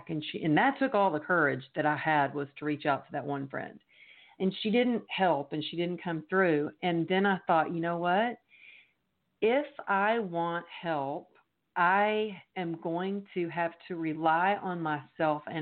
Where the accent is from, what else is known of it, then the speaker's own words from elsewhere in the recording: Texas, United States; now in Los Angeles, United States; I moved to Los Angeles from Texas because to be a professional dancer.